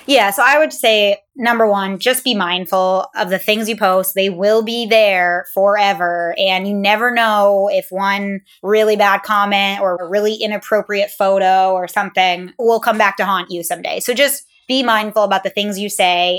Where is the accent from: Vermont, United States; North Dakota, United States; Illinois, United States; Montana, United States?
Vermont, United States; St. Albans; moved away; St. Albans, Vermont